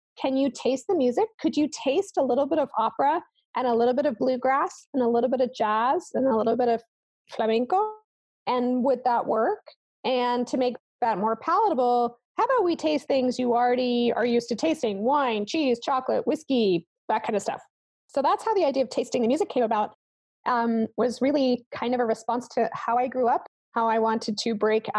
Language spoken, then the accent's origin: English; Germany; So I grew up in Germany, so I grew up under gray skies, wearing a lot of clothing with no not very interesting spices in the food that we could get, and in a classical household.